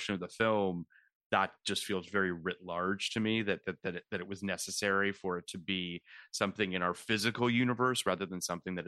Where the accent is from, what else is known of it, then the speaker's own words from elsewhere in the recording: Canada; now in United States; I am Canadian